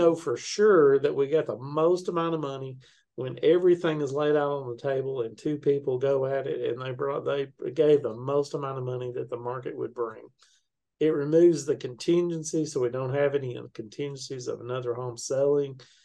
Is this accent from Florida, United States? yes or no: no; Chattanooga, Tennessee, United States; now in Murfreesboro, United States; I'm originally from Chattanooga, but uh, okay. I live in Murfreesboro, Tennessee, right now